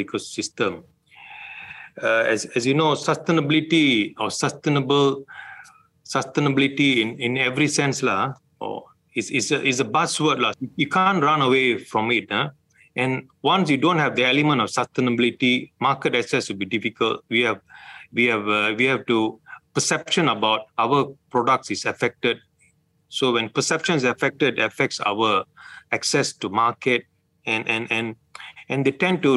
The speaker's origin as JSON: {"language": "English", "country": "Malaysia"}